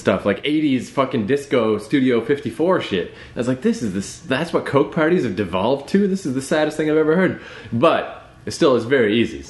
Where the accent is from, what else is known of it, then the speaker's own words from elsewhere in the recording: Fredericton, New Brunswick, Canada; moved away as an adult; also born or lived in New York; now in Toronto, Canada; The University of New Brunswick is in my hometown.